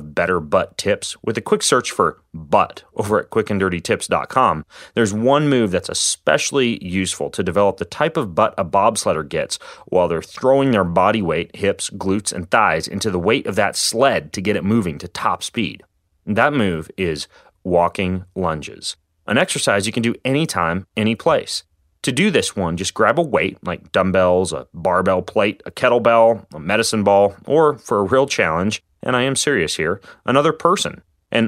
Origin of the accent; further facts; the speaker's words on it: Spokane, Washington, United States; the local ice rink here in my hometown of Spokane, Washington.